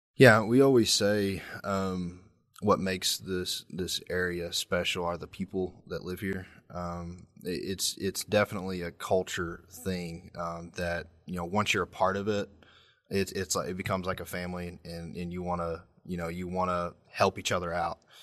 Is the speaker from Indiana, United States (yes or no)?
no; Corbin, Kentucky, United States; also born or lived in London, Kentucky; from Corbin, Kentucky, which is Southeast Kentuck, Kentucky, technically. So, I went to high school at Corbin High School